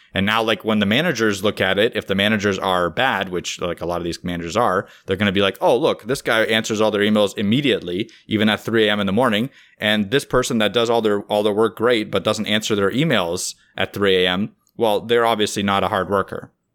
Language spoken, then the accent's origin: English; Russia; now in Canada; My, my wife is from Russia, I'm from Russia.